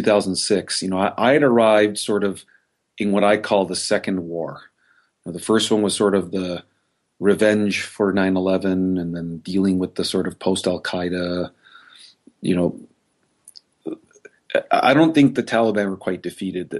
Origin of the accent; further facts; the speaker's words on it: Canada; as a Canadian